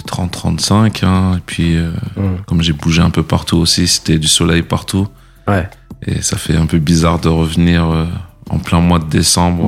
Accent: Les Mureaux, Île-de-France, France; also born or lived in Bamako, Mali / Plaisir, France; originaire de la ville des Mureaux, dans le 78. C'est là-bas que j'ai grandi, que j'ai fait mes études

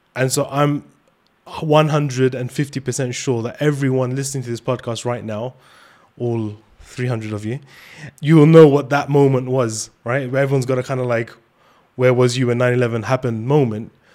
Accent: London, United Kingdom; where we're from, uh, especially in London

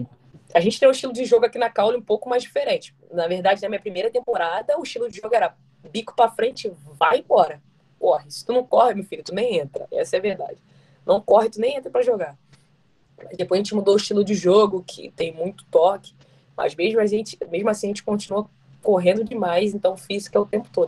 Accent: Rio de Janeiro, Brazil; moved away; Sou carioca

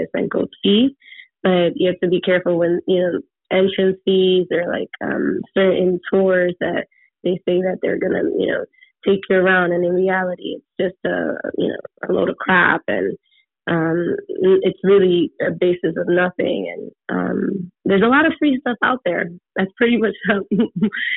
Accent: New York City, New York, United States; I come from the Bronx, and my family's from the Dominican Republic

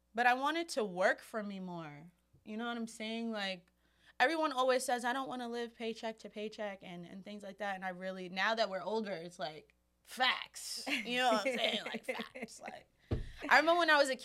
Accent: New York City, New York, United States; especially as just a New Yorker. You know, we live in such an expensive city

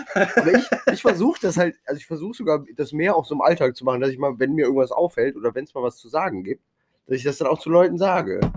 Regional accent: Cologne, North Rhine-Westphalia, Germany; ich fühle mich schon als Kölner

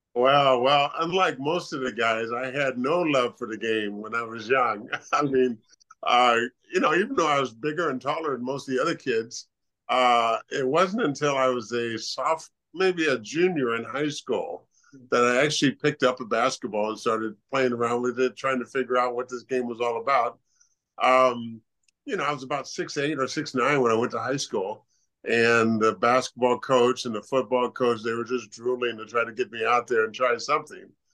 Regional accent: California, United States; moved away as an adult; also born or lived in Pullman, Washington; growing up in California

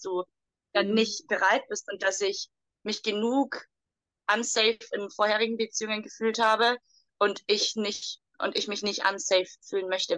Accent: Germany; moved away; Ich komme aus Deutschland

